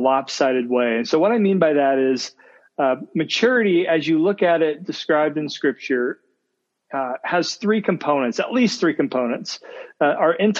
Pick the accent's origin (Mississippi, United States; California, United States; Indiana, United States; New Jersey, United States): Indiana, United States; now in Ohio, United States; I'm from Indiana as well